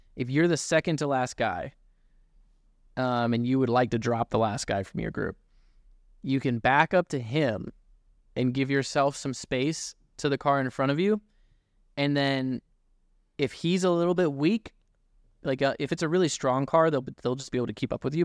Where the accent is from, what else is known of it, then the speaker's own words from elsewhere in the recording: Newton, Iowa, United States; I grew up racing in Newton